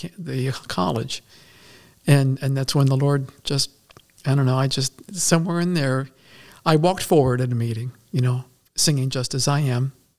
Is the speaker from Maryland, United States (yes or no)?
yes; Maryland, United States; moved away as an adult; now in Pennsylvania, United States; I was born and raised in Maryland